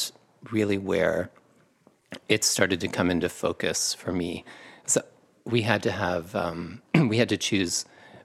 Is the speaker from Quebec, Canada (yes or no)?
no; Kitchener-Waterloo, Ontario, Canada; moved away as an adult; also born or lived in Cambridge, Ontario / Montreal; I grew up in Cambridge and Kitchener-Waterloo